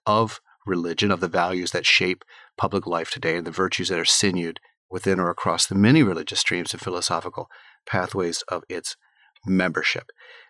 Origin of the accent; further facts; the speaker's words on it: New Mexico, United States; I was raised in New Mexico, and until I was 8 years old, I thought that all Catholics spoke Spanish.